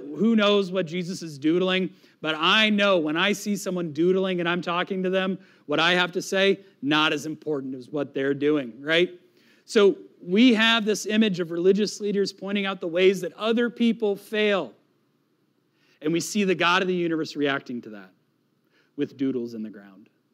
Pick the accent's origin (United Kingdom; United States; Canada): United States; New England; moved away; also born or lived in Florida; I am from New England